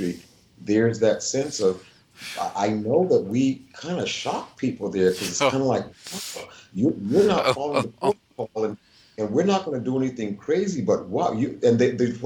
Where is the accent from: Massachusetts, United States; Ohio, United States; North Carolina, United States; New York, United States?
North Carolina, United States; Edenton; moved away; I was born there in 1952